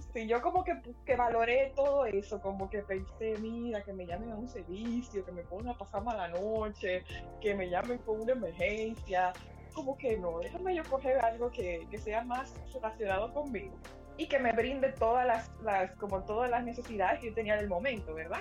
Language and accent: Spanish; Santo Domingo, Dominican Republic; moved away as an adult; also born or lived in Spain; Luis y yo somos viejos amigos del bachillerato allá en Santo Domingo